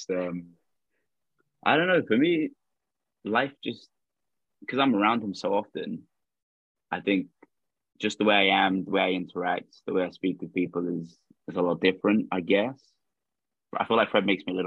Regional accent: London, United Kingdom; I grew up in London.

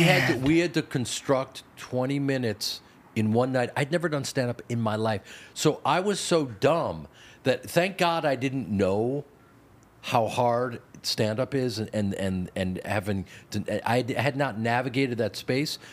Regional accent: Chicago, Illinois, United States; I grew up in Chicago

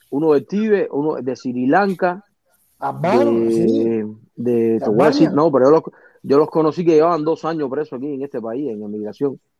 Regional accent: Cuba; moved away; cuando yo salí de Cuba, que yo hice la importación esa, fue cuando abrieron las tiendas de dólares.

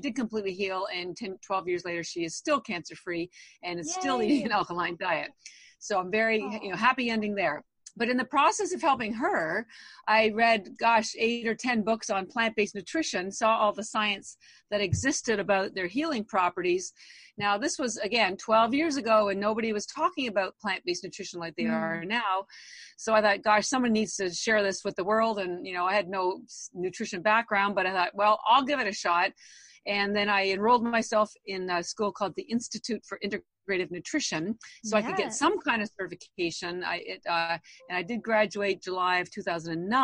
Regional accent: Canada; moved away as an adult; now in Boston, United States; I've actually lived in Boston over 30 years, although I am Canadian

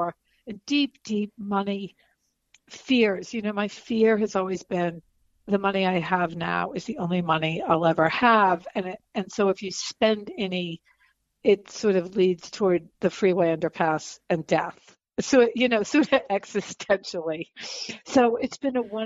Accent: coast of New Hampshire, United States; moved away as an adult; now in Los Angeles, United States; I was born and raised in the coast of New Hampshire

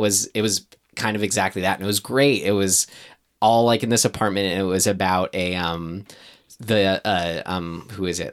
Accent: United States; being American

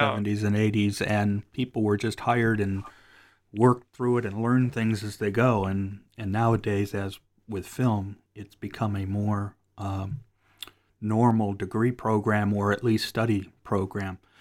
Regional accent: Cleveland, Ohio, United States; moved away; I'm from Cleveland, although I don't live there right now

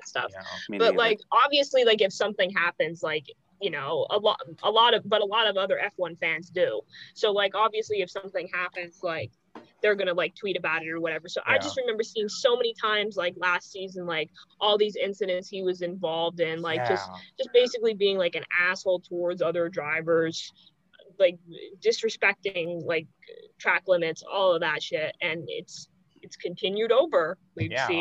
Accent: United States; as an American.

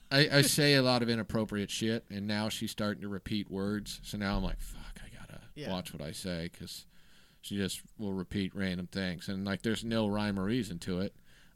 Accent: Kansas, United States; I'm from Kansas.

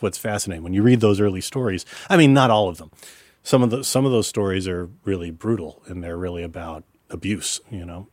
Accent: Dallas, Texas, United States; moved away as an adult; now in New York, United States; I grew up in Dallas

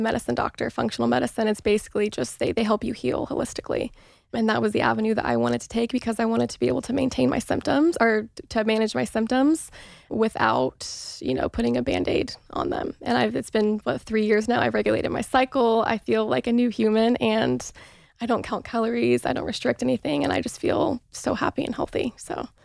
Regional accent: Mooresville, Indiana, United States; moved away as an adult; now in Los Angeles, United States; I grew up in Mooresville, Indiana, which is a very small town

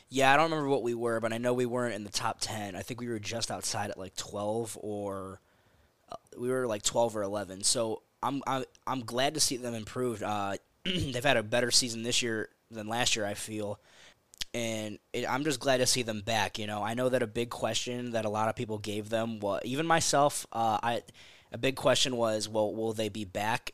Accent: Florence, Arizona, United States; I'm proud of where I come from. So, you know, anytime someone asks, like, "Oh, yeah, I'm from Florence, Arizona,"

